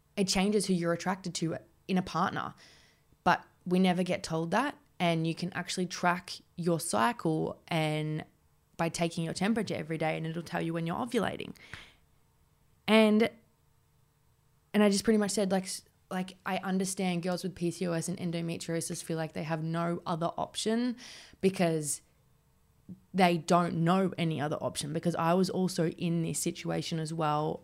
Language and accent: English; Warragul, Victoria, Australia; moved away as an adult; now in Melbourne, Australia; Warrigal, which was my hometown